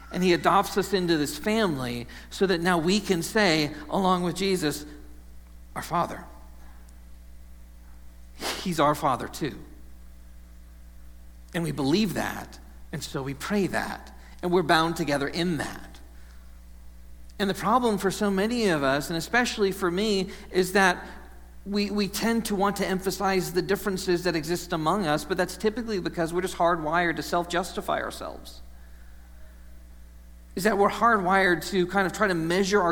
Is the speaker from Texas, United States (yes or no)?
yes; Texas, United States; now in Ohio, United States; growing up in Texas, I didn't know the sunshine could go away for as long as it does here